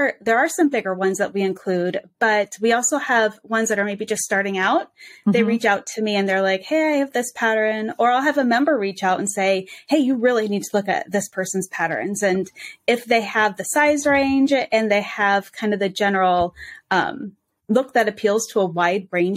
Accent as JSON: {"language": "English", "town": "Cedar Rapids", "region": "Iowa", "country": "United States", "said": "I am from Cedar Rapids, Iowa. So heart of the Midwest"}